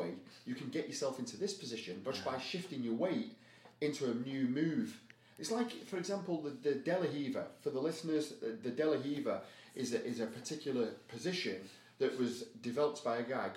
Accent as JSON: {"language": "English", "country": "United Kingdom", "said": "I'm so British"}